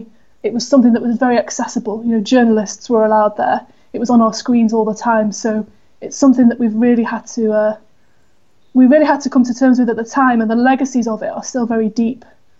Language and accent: English; Manchester, North West England, United Kingdom; moved away; I grew up in Manchester, so I've always had an awareness of my own Irish heritage